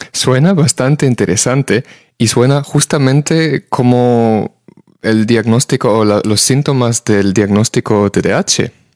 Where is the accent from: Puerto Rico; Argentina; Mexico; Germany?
Germany; now in Spain; en el país de donde vengo yo, en Alemania